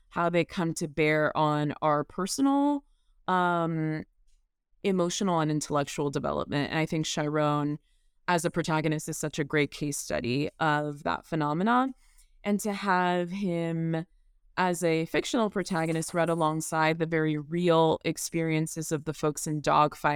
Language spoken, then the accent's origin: English; the South, United States; and growing up in the South as a Black person, that is tremendously important to me.